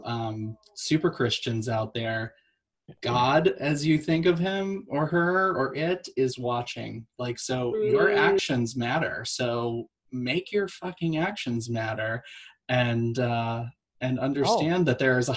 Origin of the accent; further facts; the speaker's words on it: Boston, Massachusetts, United States; growing up in Boston